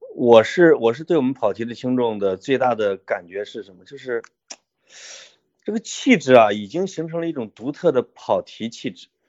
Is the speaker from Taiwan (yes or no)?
no; Changli, Hebei, China; moved away; also born or lived in Beijing; 我所在的这个叫昌黎县，就是韩愈啊的老家